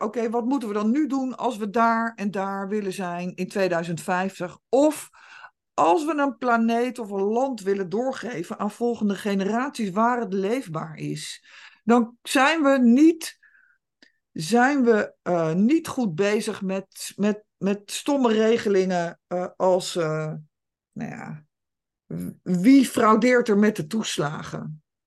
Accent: Netherlands; wij als Nederlanders

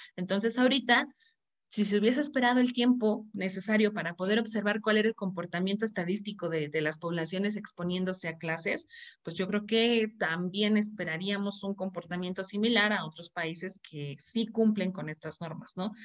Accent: Mexico; para mí como, como como mexicana

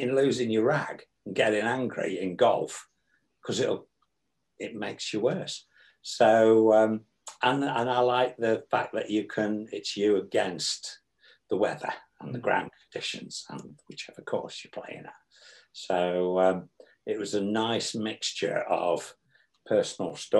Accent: Stafford, West Midlands, United Kingdom; just outside Stafford, my hometown, since 1980.

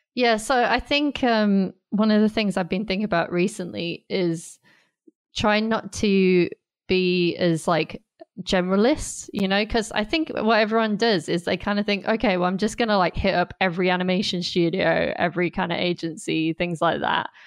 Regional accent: Durham, North East England, United Kingdom; moved away as an adult; also born or lived in Staffordshire; now in London, United Kingdom; I'm originally from Durham, which is in the northeast of England, and I live in London now

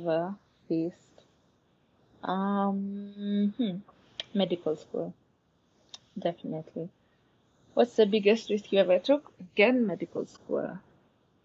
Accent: Nairobi, Kenya; I grew up in Nairobi.

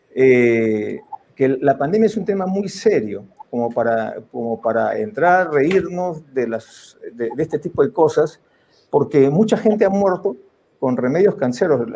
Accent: Peru; como peruanos

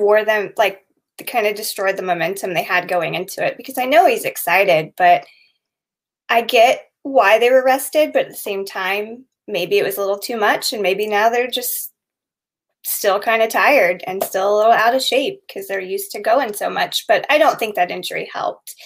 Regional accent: Indianapolis, Indiana, United States; We actually graduated the same year, and we're both from Indianapolis

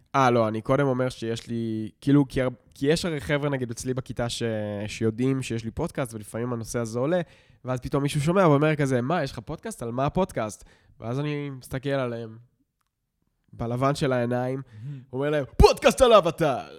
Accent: Israel; החיים שלנו במושב היו די בסדר

